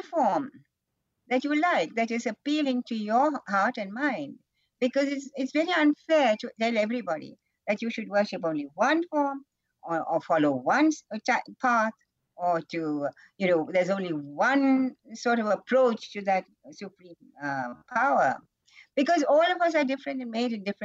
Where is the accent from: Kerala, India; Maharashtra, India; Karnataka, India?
Kerala, India; now in Rishikesh, India; I'm from Kerala